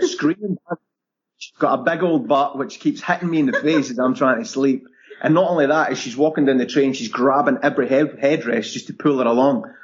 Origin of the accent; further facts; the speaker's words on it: Scotland, United Kingdom; moved away as an adult; also born or lived in London; growing up in Scotland, people are very happy where they are